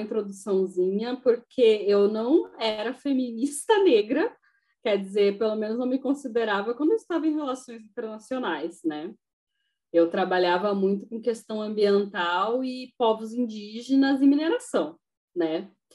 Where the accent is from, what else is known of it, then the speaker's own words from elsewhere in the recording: Uruguaiana, Rio Grande do Sul, Brazil; eu sou de Uruguaiana